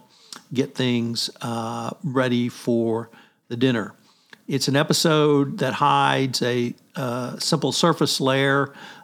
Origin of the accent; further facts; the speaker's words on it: United States; we heathen Americans